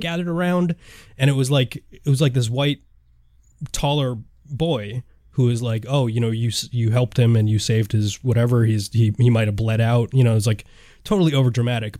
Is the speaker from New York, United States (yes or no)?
no; Hawaii, United States; my home state